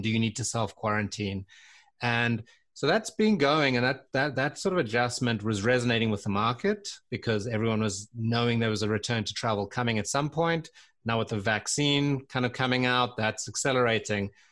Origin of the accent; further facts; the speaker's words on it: South Africa; moved away as an adult; also born or lived in London, United Kingdom / Santa Barbara, United States / Seattle, United States; I was born in South Africa